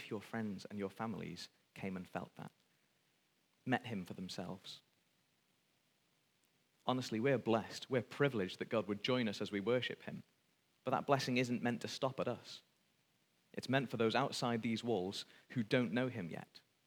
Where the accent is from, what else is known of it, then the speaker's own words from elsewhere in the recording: Wales, United Kingdom; speaking as a Welshman